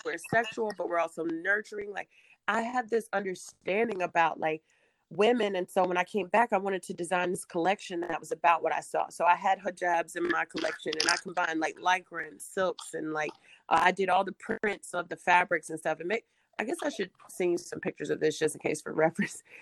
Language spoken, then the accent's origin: English; Durham, North Carolina, United States; I'm from Durham, uh, which was like one of the original Black Wall Streets. So I grew up in a very like wonderful place